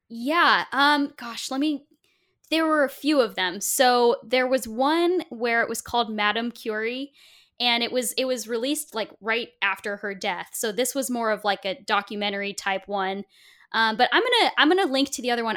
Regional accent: Portland, Oregon, United States; Portland, Oregon, where oh, I grew up

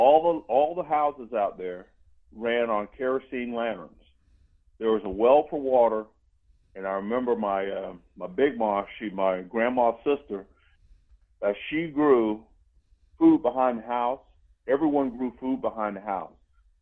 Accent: Germany; also born or lived in Georgia, United States; When I lived in Georgia, I was living there in Columbus. I grew up in Germany. My dad was in the military when we moved away.

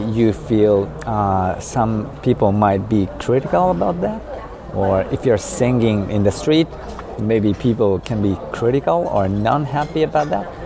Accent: Tokyo, Japan; moved away as an adult; now in Kyoto, Japan; I was born in Tokyo

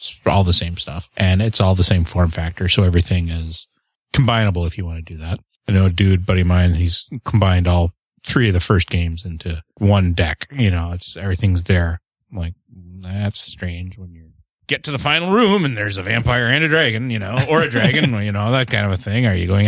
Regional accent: Canada; I am the Canadian.

